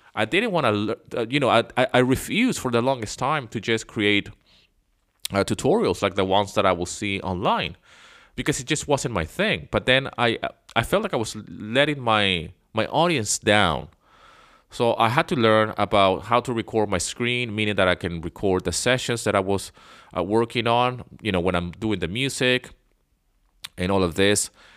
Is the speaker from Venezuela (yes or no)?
yes; Venezuela; moved away as an adult; also born or lived in London, England / Canada; I was born in England, but I grew up in Venezuela